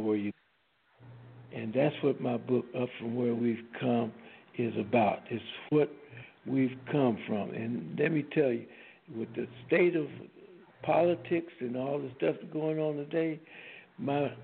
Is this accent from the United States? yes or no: yes; Mississippi Delta, United States; now in Los Angeles, United States; I was born in the Mississippi Delta, and parents were sharecroppers